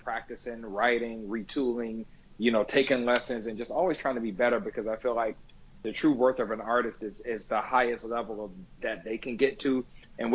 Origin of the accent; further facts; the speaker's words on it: Jacksonville, Florida, United States; moved away as an adult; also born or lived in New York; I'm from Jacksonville, Florida, but I've lived in New York for over 20 years